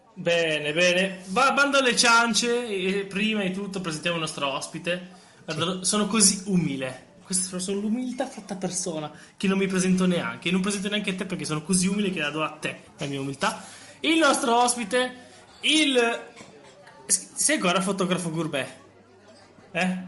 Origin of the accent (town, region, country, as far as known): Lombardy, Italy